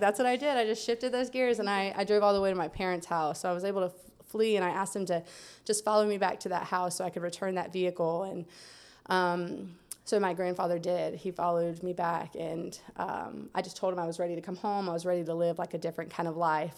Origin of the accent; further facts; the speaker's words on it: Lake Wales, Florida, United States; I'm from Central Florida. I was born in Lake Wales